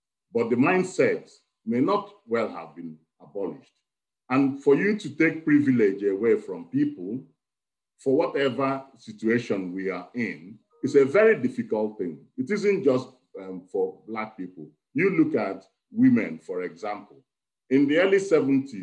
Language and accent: English; Nigeria; moved away as an adult; now in Wales, United Kingdom; I am originally Nigerian. I've lived in Wales for over 35 years, 40 years